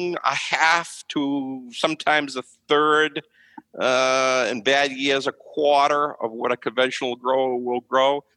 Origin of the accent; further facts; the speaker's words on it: Harwich, Massachusetts, United States; I'm from Harwich, so I say it's Harwich